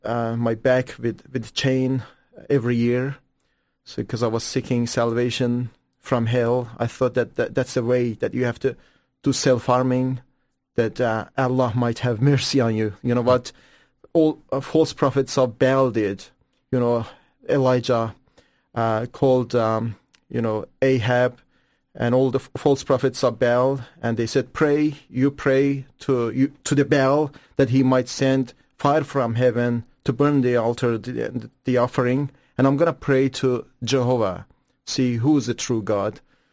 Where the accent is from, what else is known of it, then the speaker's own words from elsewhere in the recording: Iran; English is a second language; moved away; I grew up just a year after revolution in Iran, and still Iran was a good country.